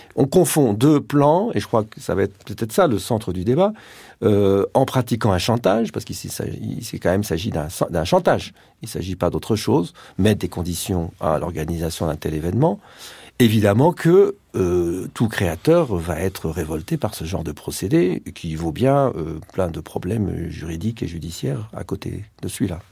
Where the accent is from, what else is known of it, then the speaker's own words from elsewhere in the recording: Mexico; en tant que Français du Mexique, Mexicano-Français